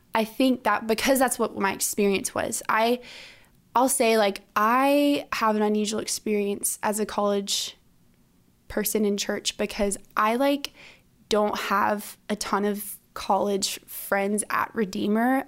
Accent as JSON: {"language": "English", "town": "Orlando", "region": "Florida", "country": "United States", "moved": "as an adult", "lives_now": "Stanford, United States", "said": "I'm from Orlando, Florida"}